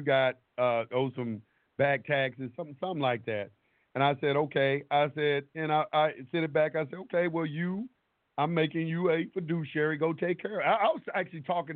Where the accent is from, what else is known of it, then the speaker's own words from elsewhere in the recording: United States; I was born here in the United States